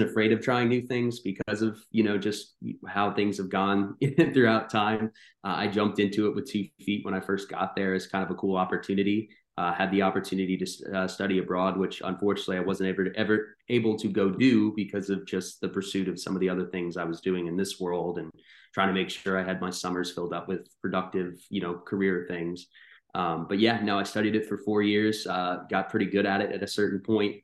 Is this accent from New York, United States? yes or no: no; North Carolina, United States; also born or lived in New Jersey; I grew up here in North Carolina